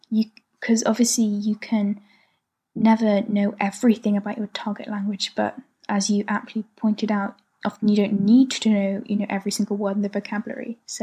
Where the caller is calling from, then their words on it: London, United Kingdom; from London, and I'm learning German, Mandarin, and Korean.